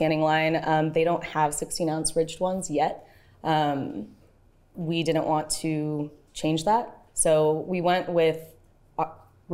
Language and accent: English; Bay Area, California, United States; now in Hawaii, United States; I'm originally from the Bay Area